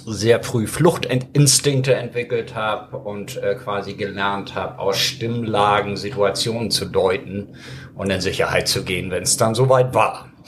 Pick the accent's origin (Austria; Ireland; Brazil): Ireland; born there; Ich bin in Irland geboren.